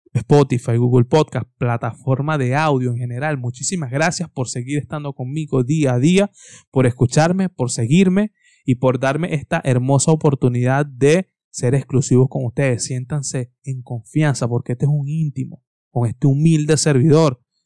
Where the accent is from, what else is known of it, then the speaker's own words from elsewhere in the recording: Venezuela; soy venezolano